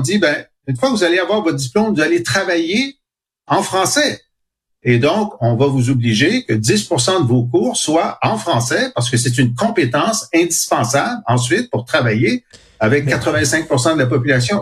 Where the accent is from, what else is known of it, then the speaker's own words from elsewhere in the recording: Canada; je suis canadien français et mon groupe a souffert d'oppression pendant deux siècles